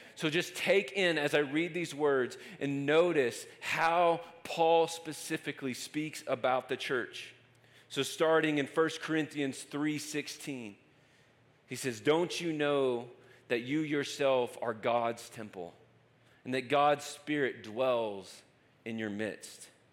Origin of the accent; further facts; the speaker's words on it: Lubbock, Texas, United States; moved away as an adult; now in Denver, United States; I'm from West Texas and just moved to Colorado